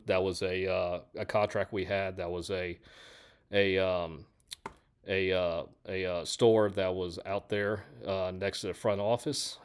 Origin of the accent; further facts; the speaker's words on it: Houston, Texas, United States; I'm from Houston